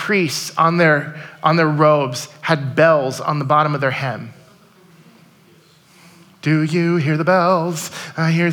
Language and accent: English; United States; we are American 2019 Christians